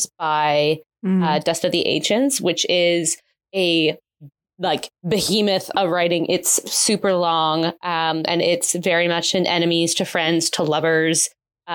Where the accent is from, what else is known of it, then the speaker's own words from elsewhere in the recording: Ontario, Canada; as a Canadian